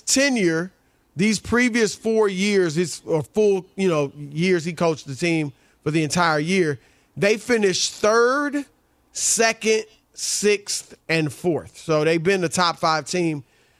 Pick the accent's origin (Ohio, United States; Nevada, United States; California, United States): Ohio, United States; You know, I'm from Ohio, but my daughter went to Michigan.